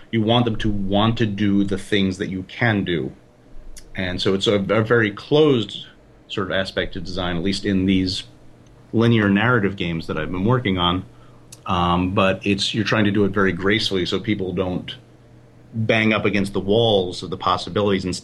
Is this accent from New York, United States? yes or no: yes; Brooklyn, New York, United States; also born or lived in Philadelphia; I've been living in the South for 15 years, but I'm originally from Brooklyn and Philadelphia and other points on I 95 um, in the Northeast.